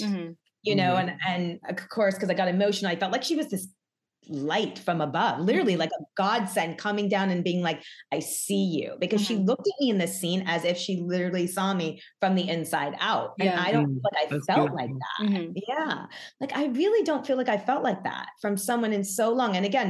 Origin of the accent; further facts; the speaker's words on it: New York, United States; now in Los Angeles, United States; I'm born and bred New York.